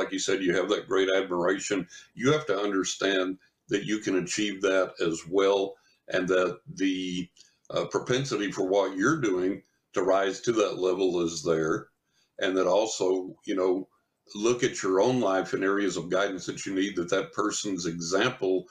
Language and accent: English; West Texas, United States; when I was a teenager growing up in West Texas